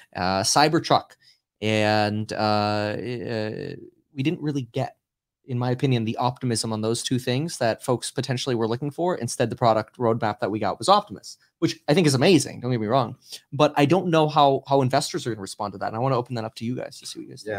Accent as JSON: {"language": "English", "country": "Germany", "tie": "born or raised there", "moved": "yes", "lives_now": "California, United States", "said": "I was born in Germany and I live in California"}